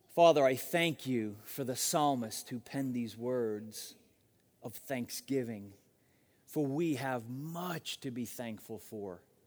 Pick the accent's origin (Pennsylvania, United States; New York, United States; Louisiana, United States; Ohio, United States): New York, United States; Long Island; now in Phoenix, United States; I'm from Long Island